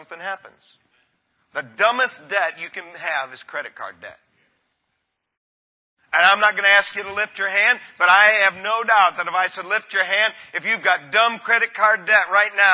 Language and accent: English; Michigan, United States; I'm from God's country, Michigan